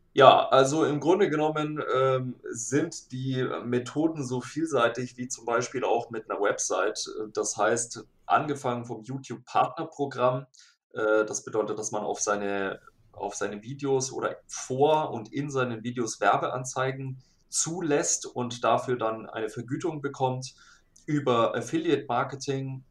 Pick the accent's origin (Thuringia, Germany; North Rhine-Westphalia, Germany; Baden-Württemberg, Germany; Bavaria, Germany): Bavaria, Germany; Nuremberg area; ich bin aus dem Nürnberger Raum.